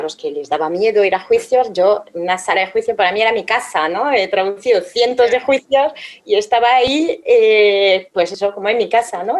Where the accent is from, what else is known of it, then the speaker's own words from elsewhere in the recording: France; moved away; soy francesa